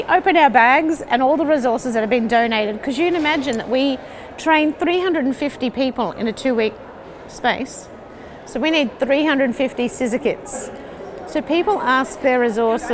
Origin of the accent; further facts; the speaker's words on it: Australia; accent: Australian; I'm obviously Australian from the accent